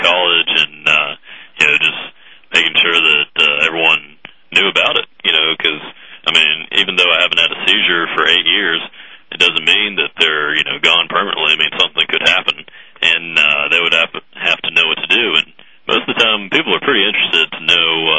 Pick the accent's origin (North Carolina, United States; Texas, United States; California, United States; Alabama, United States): Alabama, United States; Mobile; now in Hattiesburg, United States; originally born in Mobile, Alabama